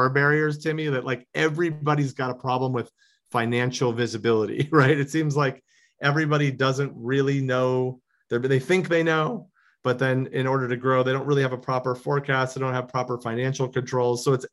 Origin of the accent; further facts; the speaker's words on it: Chicago, Illinois, United States; now in Los Angeles, United States; I grew up in Chicago